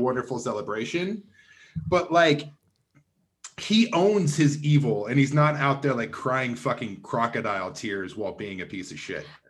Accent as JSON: {"language": "English", "town": "Provo", "region": "Utah", "country": "United States", "tie": "born or raised there", "said": "I am originally from Provo, Utah, which is, like, forty-five minutes south of Salt Lake City."}